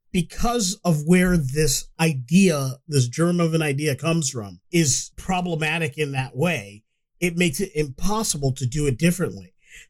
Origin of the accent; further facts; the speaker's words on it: United States; I am an American, even though my family is from Africa.